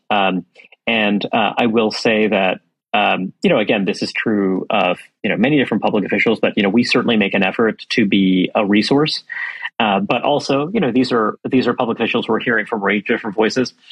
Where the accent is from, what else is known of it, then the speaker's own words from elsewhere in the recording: New York City, New York, United States; I come from New York City. Uh, I grew up in Brooklyn, New York